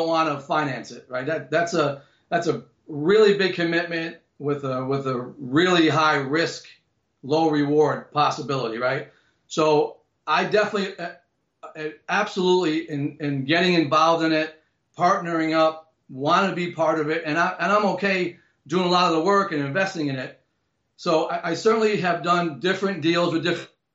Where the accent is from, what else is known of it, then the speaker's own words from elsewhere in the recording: Amherst, New Hampshire, United States; my hometown in New Hampshire, Amherst, New Hampshire.